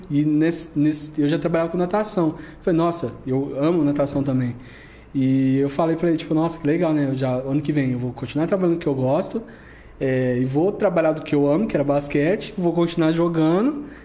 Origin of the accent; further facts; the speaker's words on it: São Joaquim da Barra, São Paulo, Brazil; eu sou de São Joaquim da Barra, né? Moro lá em São Joaquim da Barra.